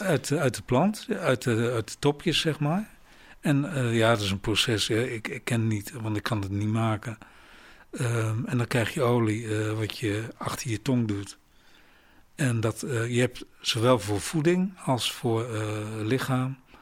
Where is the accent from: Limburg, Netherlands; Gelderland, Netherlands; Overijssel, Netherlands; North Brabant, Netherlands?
Overijssel, Netherlands; Rijssen; moved away as an adult; ik kom uit Reizen